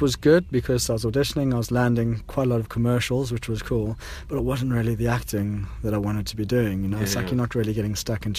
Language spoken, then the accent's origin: English; Johannesburg, Gauteng, South Africa; moved away; I grew up in Johannesburg in South Africa and basically started doing stunts over there when I was a kid.